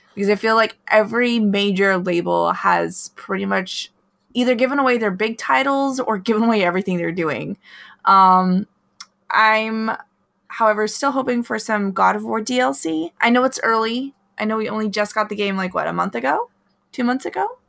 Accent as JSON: {"language": "English", "region": "Alaska", "country": "United States", "tie": "born or raised there", "moved": "yes", "said": "where I grew up in Alaska"}